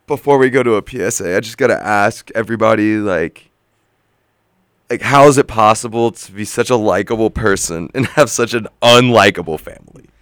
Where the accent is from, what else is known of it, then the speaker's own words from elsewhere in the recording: the South, United States; I'm from the South